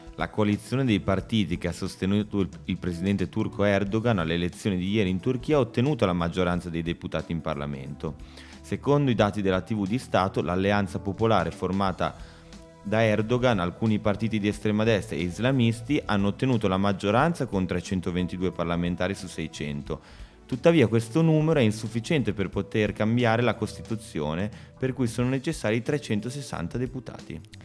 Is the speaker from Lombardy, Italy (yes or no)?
no; Bologna, Emilia-Romagna, Italy; moved away; Essendo, essendo proprio bolognese